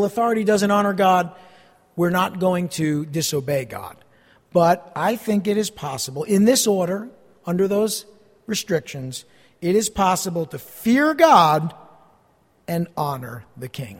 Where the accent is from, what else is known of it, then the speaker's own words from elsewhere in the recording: East Rutherford, New Jersey, United States; also born or lived in Montclair, New Jersey; I grew up here in East Rutherford, not far from here, a couple miles away